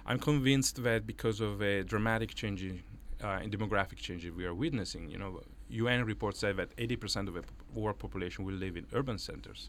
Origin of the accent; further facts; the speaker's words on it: Italy; English is a second language; moved away as an adult; now in New York, United States; as you can maybe guess from my Irish accent, I'm uh, Italian, and and I came here to New York in the year 2000